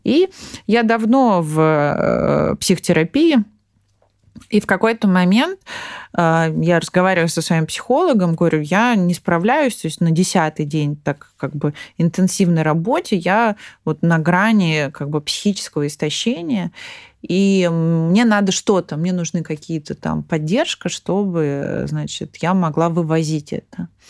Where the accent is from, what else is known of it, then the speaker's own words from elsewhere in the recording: Tula, Tula Oblast, Russia; я из Тулы